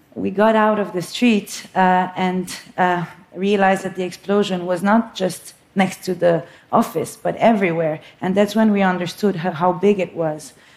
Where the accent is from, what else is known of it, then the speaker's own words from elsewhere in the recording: Beirut, Beirut Governorate, Lebanon; moved away as an adult; also born or lived in New York; I was born in Beirut, Lebanon. It's uh, what I call my home country.